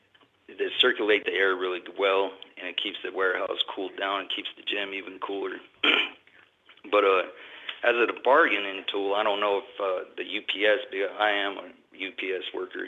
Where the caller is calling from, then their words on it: Dallas, Texas, United States; I'm calling from Texas, Dallas, Texas, out of local 767.